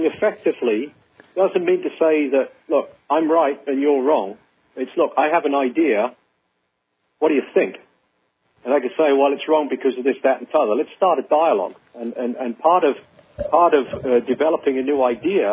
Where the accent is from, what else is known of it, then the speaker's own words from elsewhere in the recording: Northern Indiana, United States; accent: Northern Indiana; my Northern Indiana accent.